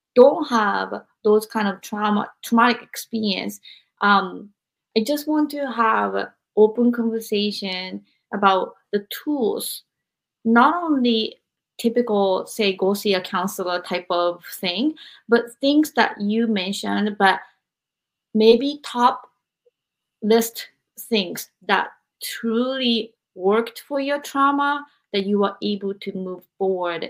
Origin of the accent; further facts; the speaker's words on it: Japan; I'm from Japan